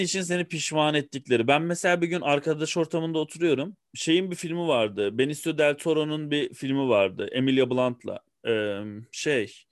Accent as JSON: {"language": "Turkish", "region": "Ankara", "country": "Turkey", "tie": "born or raised there", "said": "Ben bir Ankaralıyım. Ee, Ankara'da doğdum, Ankara'da büyüdüm."}